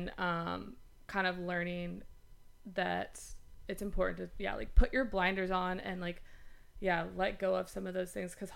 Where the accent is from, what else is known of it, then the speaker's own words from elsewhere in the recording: Alabama, United States; moved away as an adult; also born or lived in Los Angeles; now in New York, United States; I'm originally from Alabama